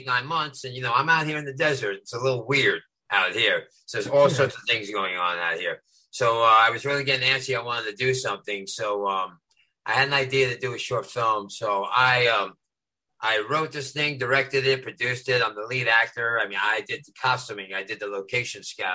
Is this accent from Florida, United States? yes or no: no; New York City, New York, United States; also born or lived in Los Angeles, United States; now in Joshua Tree, United States; I'm originally from East New York, Brooklyn, and now I live out in Joshua Tree